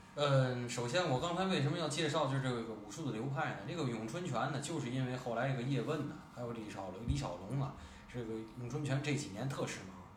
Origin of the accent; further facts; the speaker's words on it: Tianjin, China; 作为咱们天津人